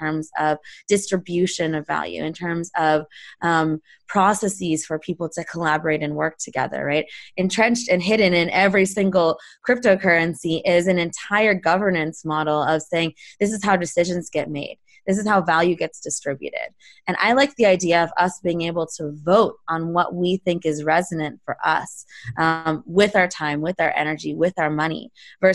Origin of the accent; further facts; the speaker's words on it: Palo Alto, California, United States; I grew up in Palo Alto. I grew up a couple miles from Sand Hill Road.